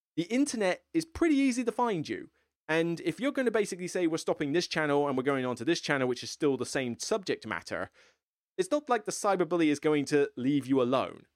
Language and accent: English; United Kingdom; I'm some random dude from the U K, so I'm not even from America